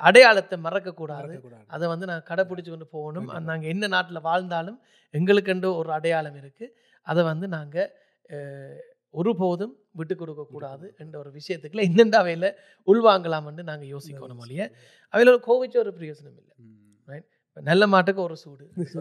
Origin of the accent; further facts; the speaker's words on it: Germany; moved away; ஜெர்மனியில் தான் நான் பிறந்து வளர்ந்தது